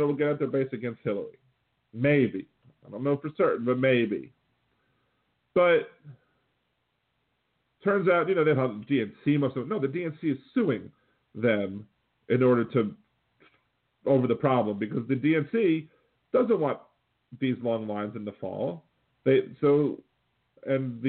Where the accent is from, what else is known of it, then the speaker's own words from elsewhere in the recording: Wilmington, Delaware, United States; I was born in Wilmington, Delaware